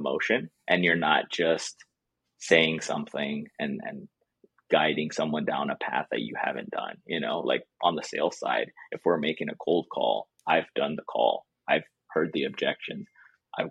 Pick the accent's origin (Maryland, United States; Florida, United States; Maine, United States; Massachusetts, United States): Florida, United States; South; moved away as an adult; also born or lived in Durham, North Carolina / Boston; now in North Carolina, United States; I grew up in South Florida